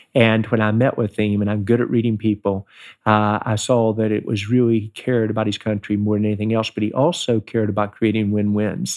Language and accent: English; Charleston, West Virginia, United States; moved away; growing up in West Virginia, tremendous honor, very proud of my home state.